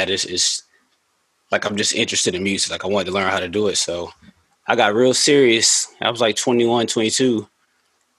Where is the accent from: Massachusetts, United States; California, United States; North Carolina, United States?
North Carolina, United States; Raleigh; moved away as an adult; also born or lived in Kingston, Jamaica (roots); now in Charlotte, United States; I'm from the city, I'm from Raleigh. Yeah, exit 300. I'm a Raleigh kid.